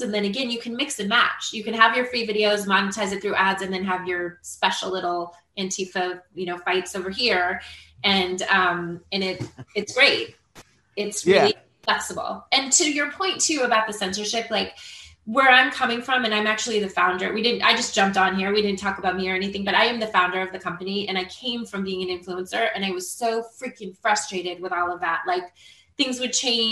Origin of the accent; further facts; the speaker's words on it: Marin County, California, United States; now in Florida, United States; I'm from Marin County